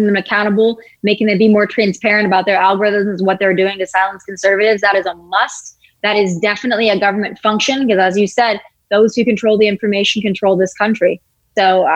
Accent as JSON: {"language": "English", "region": "the North", "country": "United States", "moved": "yes", "lives_now": "Nashville, United States", "said": "I'm from the North"}